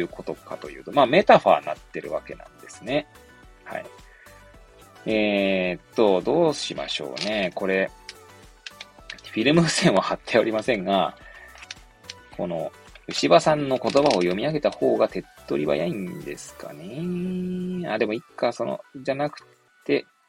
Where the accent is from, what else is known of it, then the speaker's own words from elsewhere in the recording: Hachioji, Tokyo, Japan; 私、出身はですね、まあ、東京都八王子市生まれなんですけれども